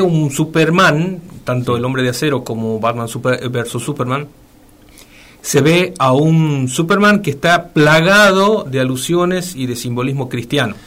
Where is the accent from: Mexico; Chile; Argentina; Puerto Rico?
Argentina; nosotros como argentinos